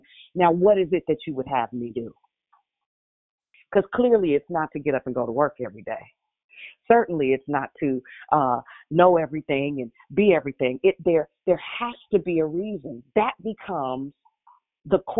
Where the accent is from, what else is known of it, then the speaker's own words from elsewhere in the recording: Richmond, United States; I'm from Richmond